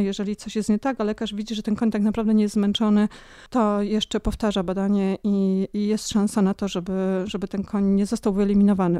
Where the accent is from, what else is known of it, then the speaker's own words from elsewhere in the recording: Rzeszów, Subcarpathian Voivodeship, Poland; moved away; also born or lived in Ossów; Pochodzę z Rzeszowa